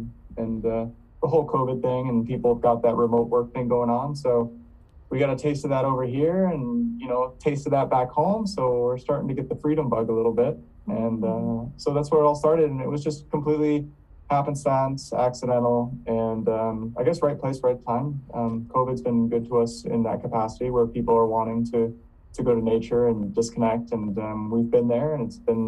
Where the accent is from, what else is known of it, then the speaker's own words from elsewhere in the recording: East Coast, United States; I'm from the East Coast, I really think people would connect with nature.